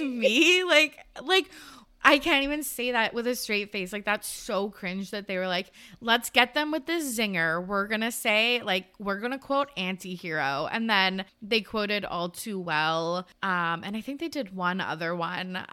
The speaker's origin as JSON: {"language": "English", "country": "Canada", "said": "we're Canadian"}